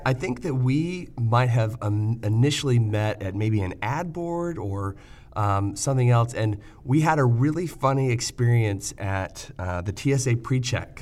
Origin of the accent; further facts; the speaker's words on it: Michigan, United States; I grew up in Michigan, kind of Midwestern